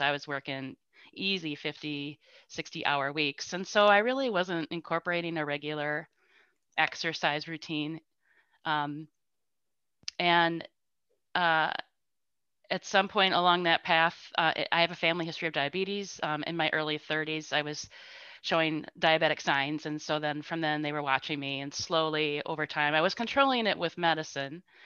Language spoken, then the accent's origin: English; Spring Green, Wisconsin, United States; I grew up and continue to live in Spring Green